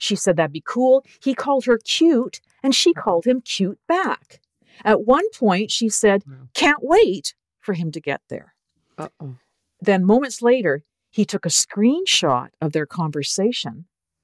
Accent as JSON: {"language": "English", "country": "Canada", "accent": "Canadian", "said": "my Canadian accent"}